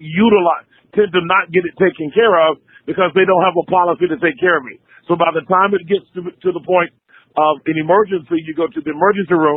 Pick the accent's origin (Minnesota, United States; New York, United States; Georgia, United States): Georgia, United States; Waycross; We were in Waycross, Georgia. That's my hometown to start.